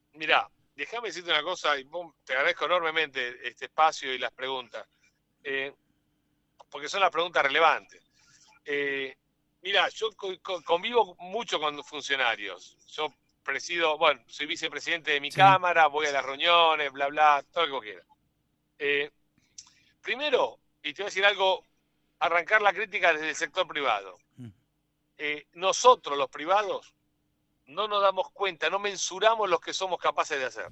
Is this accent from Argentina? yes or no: yes; Argentina